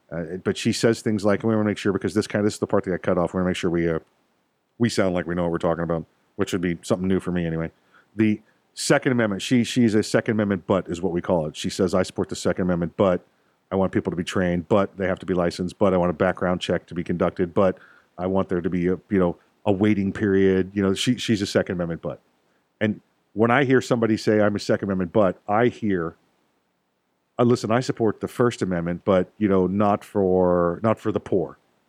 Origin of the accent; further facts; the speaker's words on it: California, United States; I'm from Southern California. I don't care.